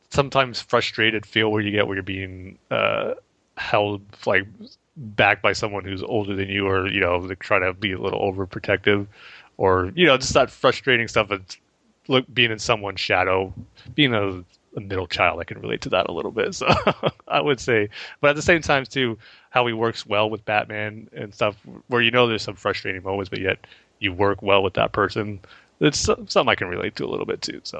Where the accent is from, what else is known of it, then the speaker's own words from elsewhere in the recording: Alhambra, California, United States; now in Chino, United States; it's, a place called Alhambra, California, which you know, kind of by Pasadena.